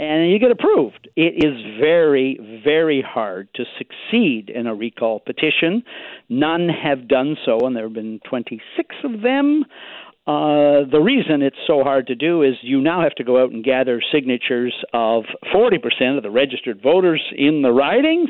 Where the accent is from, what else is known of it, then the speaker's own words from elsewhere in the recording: Victoria, British Columbia, Canada; my hometown here